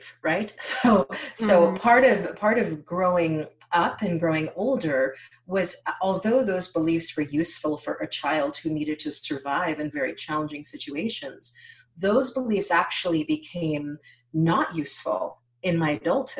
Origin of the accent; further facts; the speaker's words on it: United States; it has been a gift to be born an American. Both of my parents were born in Haiti, born and raised in Haiti